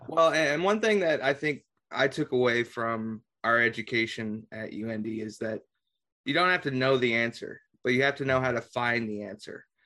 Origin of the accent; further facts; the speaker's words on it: Carmel, Indiana, United States; I'm originally from Carmel